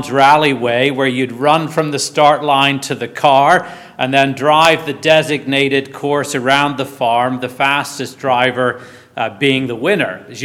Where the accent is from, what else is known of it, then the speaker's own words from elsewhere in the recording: Northern Ireland, United Kingdom; moved away; Growing up in Northern Ireland, I always have associated Boxing Day with two things.